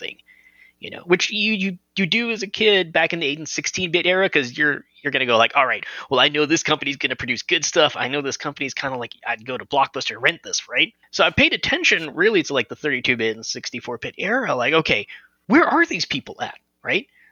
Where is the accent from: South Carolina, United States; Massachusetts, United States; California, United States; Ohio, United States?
California, United States; Los Angeles; I'm originally from Los Angeles.